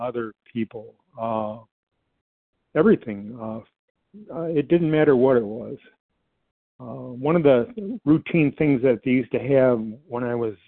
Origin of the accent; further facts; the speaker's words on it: Detroit, Michigan, United States; My childhood, I grew up in the Metro Detroit area